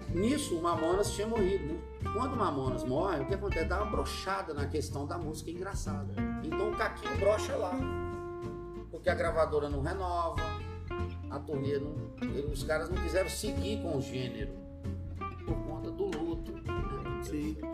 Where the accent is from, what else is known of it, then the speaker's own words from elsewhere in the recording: Belo Horizonte, Minas Gerais, Brazil; moved away; also born or lived in Brasília; sou de BH, nasci lá. E desde criança minha mãe sempre fomentou em mim a questão da vida artística